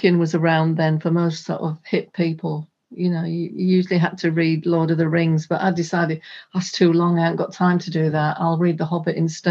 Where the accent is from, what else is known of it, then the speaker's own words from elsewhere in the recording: Hull, Yorkshire and the Humber, United Kingdom; there was a large park in my hometown and they had free festivals. And I knew a lot of the local bands, so I used to go along to these festivals with them. And then when they played outside of Hull